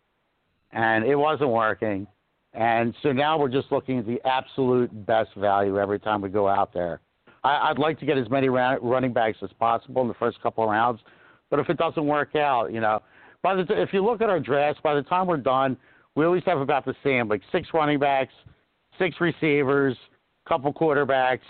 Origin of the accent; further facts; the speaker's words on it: Philadelphia, Pennsylvania, United States; we're from Philly